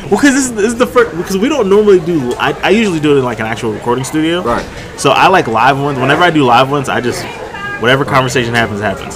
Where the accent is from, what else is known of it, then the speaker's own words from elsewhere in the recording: Albany, New York, United States; moved away; also born or lived in Brooklyn, New York / Bronx, New York / Florida; I was born upstate in Albany, but then I lived in Brooklyn um, oh, for a little while. We lived in the Bronx for a little while